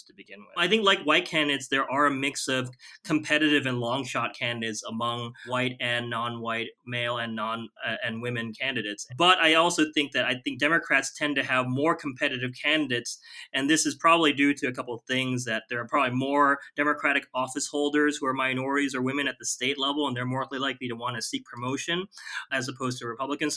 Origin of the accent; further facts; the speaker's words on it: Chicago, Illinois, United States; I'm from Chicago